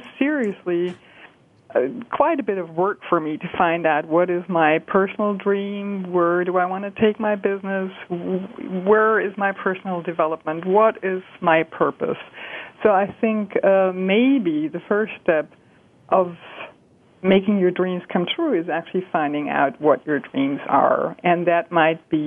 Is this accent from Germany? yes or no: yes; Germany; moved away as an adult; I'm from Germany. I was born and raised in Germany